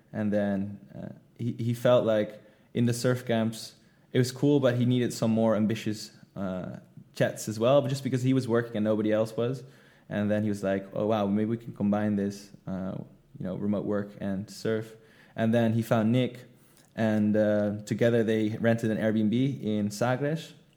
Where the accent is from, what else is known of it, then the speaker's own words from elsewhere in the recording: Netherlands; moved away as an adult; now in Indonesia; I'm from the Netherlands.